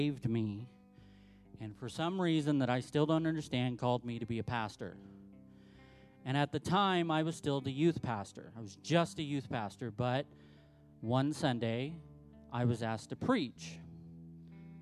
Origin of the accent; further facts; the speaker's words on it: Southern California, United States; now in Salt Lake City, United States; I'm from Southern California